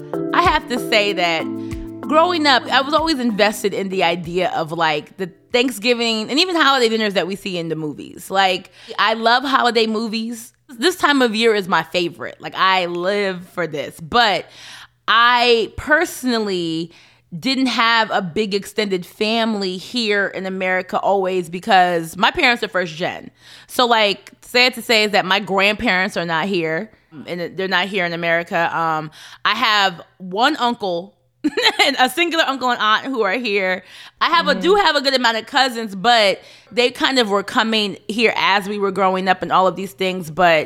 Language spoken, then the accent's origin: English; United States; I think that's where I feel the split in me being African American and my parents right. being Kenyan.